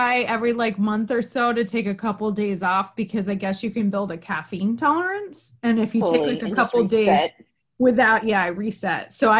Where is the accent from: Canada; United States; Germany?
United States; Northern New York; also born or lived in Worcester, Massachusetts; now in Connecticut, United States; I'm from Northern New York originally.